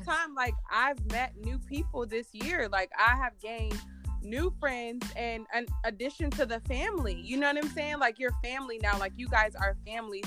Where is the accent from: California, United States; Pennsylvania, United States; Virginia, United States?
Virginia, United States; I'm from Virginia